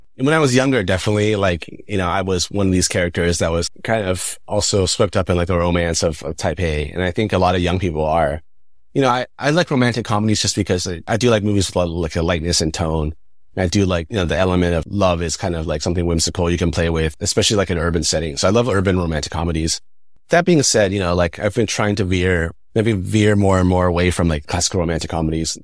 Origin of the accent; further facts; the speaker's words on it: Northern California, United States; moved away as an adult; also born or lived in Taiwan; I grew up Northern California, pretty white suburb